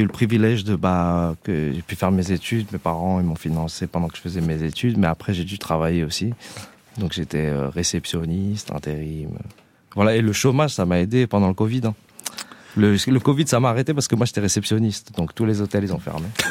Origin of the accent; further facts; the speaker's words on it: Grasse, Provence-Alpes-Côte d'Azur, France; also born or lived in Paris; quand on a grandi à Grasse, justement, euh, on n'est pas loin de Marseille